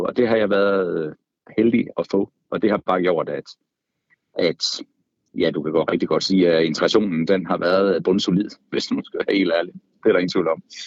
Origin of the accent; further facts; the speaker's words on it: Karup, Central Denmark Region, Denmark; moved away as an adult; now in Copenhagen, Denmark; Jeg er fra Karp øh, på den midtjyske hede